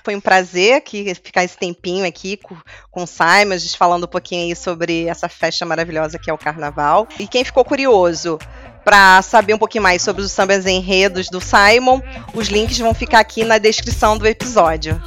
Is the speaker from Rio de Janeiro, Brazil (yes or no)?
yes; Rio de Janeiro, Brazil; Eu sou carioca